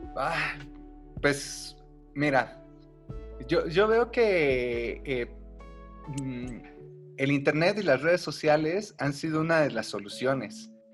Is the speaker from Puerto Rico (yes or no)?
no; Mexico; nosotros como mexicanos